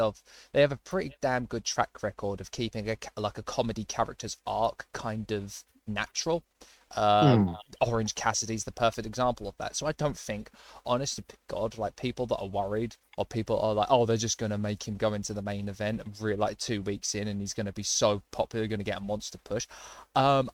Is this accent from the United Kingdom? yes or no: yes; United Kingdom; Don't we all as British wrestling fans of Japanese wrestling?